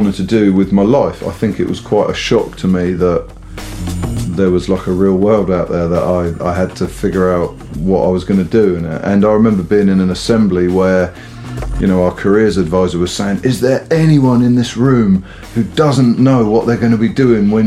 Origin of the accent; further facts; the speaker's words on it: Southampton, South East England, United Kingdom; I grew up in Southampton and, you know, and not even in the city centre, you know, just the outskirts